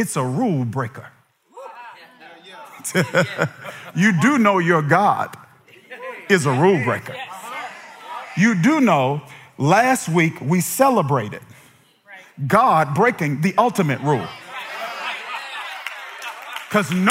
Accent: Kilmichael, Mississippi, United States; I'm from Kilmichael, Mississippi. Population 630 people

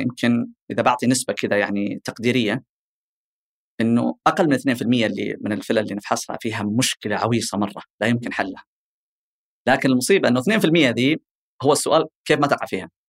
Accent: Eastern Province, Saudi Arabia; عندنا بالشرقيه

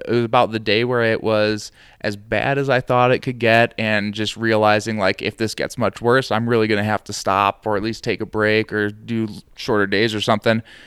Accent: Midwest, United States; now in Santa Fe, United States; I'm from the Midwest, and we get pretty bad humidity

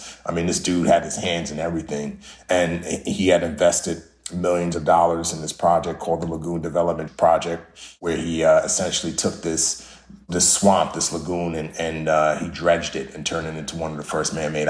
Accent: Nigeria; born there; Yeah, so I was born in Western Africa, specifically Nigeria.

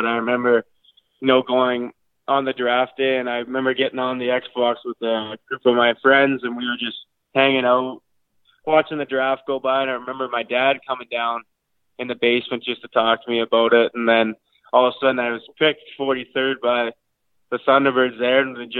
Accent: Irma, Alberta, Canada; I'm from Irma, Alberta, a small town. It's got about 500 people in it, so hopefully some people know where that is.

